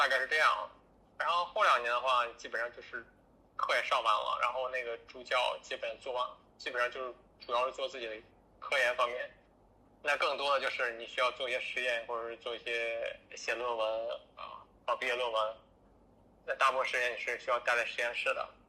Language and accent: Chinese; northern China, China; moved away as an adult; now in Washington, D.C., United States; 其实因为我是北方人，所以这边的气候啊，跟跟北方差不跟国内北方差不多